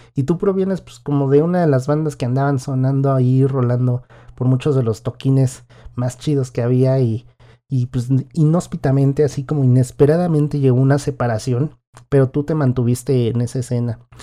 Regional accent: Mexico; nuestra vida musical como mexicanos

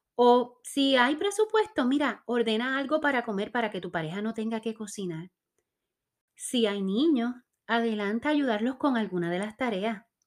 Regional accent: Puerto Rico; soy puertorriqueña

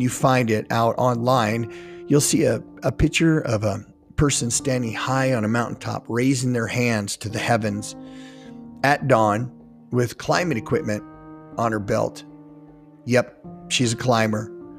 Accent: Wyoming, United States; now in Utah, United States; I'm from Utah. I've lived here nearly 30 years, and I'm a transplant from Wyoming.

